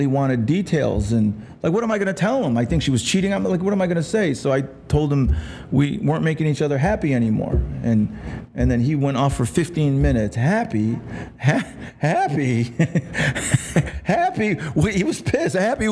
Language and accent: English; Rome, New York, United States; also born or lived in Los Angeles; now in Las Vegas, United States; I'm from upstate New York, a little town called Rome, New York